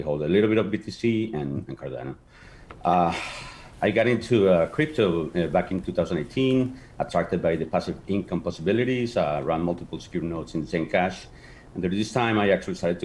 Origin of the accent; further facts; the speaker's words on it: Bogotá, Colombia; first language Spanish; English is a second language; now in South Florida, United States; I'm actually from Bogota, Colombia, in South America, but I live in the States for over 30 years